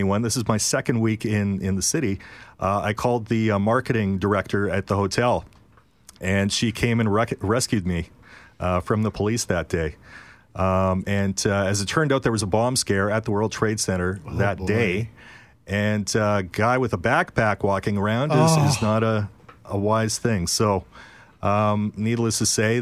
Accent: Sundown, Manitoba, Canada; moved away; also born or lived in Dubai / Regina; I was born here and raised in Sundown, Manitoba

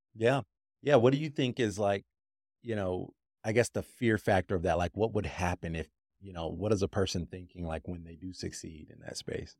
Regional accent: Grand Rapids, Michigan, United States; I'm from Michigan, actually, and I'm from the west, you know, side of Michigan, Holland, Grand Rapids area

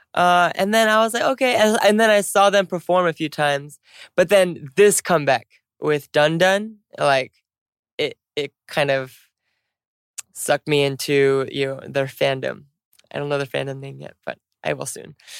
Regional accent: United States; moved away; also born or lived in Korea; I'm American

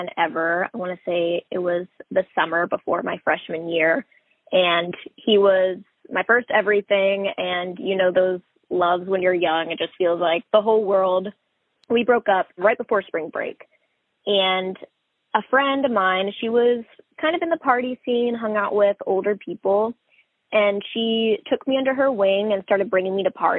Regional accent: Rockwall, Texas, United States; I grew up in Rockwall, Texas.

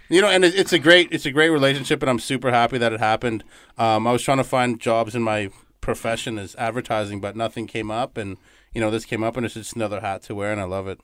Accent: Toronto, Ontario, Canada; moved away as an adult; now in Winnipeg, Canada; I was uh, born and raised in Canada, uh, Toronto, Ontario

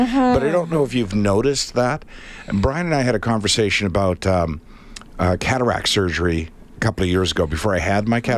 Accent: Winnipeg, Manitoba, Canada; moved away; also born or lived in Toronto; I moved from Winnipeg to Toronto

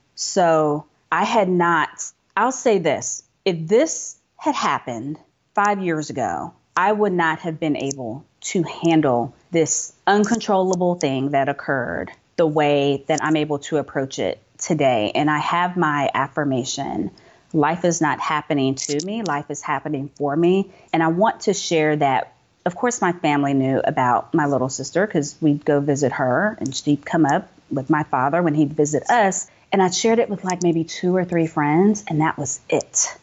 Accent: United States; I'm American

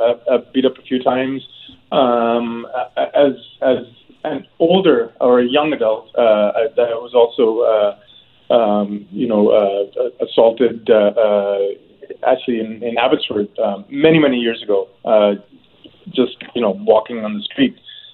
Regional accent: Hong Kong; now in Canada; I immigrated from Hong Kong in 1989 with my family, and I was ecstatic. I hadn't, you know, Hong Kong was under British rule at that time, so there was no real elected government.

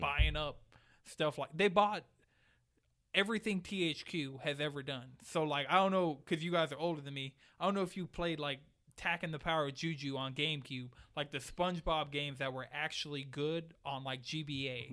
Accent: Atlanta, Georgia, United States; also born or lived in New York; I've lived in Atlanta for twenty-two years

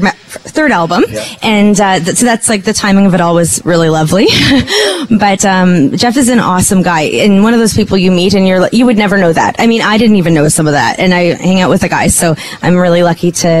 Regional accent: Canada; No, I'm Canadian. I want to be here. I want to have my career here.

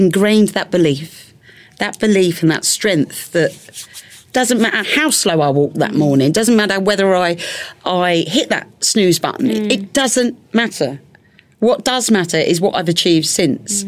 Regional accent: London, United Kingdom; moved away as an adult; now in Hertfordshire, United Kingdom; my hometown of London after leaving on such a negative. I live in Hertfordshire now.

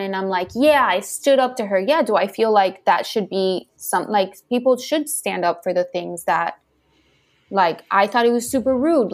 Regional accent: Miami, Florida, United States; I grew up in Miami

